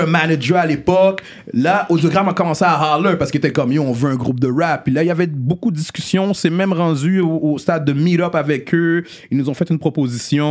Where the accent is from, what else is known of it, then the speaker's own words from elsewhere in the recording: Montreal, Quebec, Canada; né à Montréal-Nord, grandi à Rivière